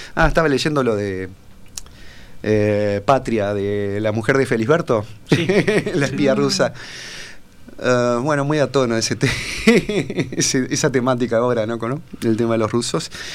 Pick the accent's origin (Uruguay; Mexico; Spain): Uruguay; Paysandú; yo me crié en Paysandú ah. este, hice toda la escuela en Paysandú